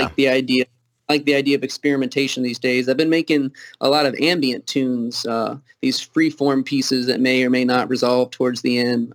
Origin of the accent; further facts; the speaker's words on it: Kentucky, United States; accent: Southern; also born or lived in Toledo, Ohio; Being from Kentucky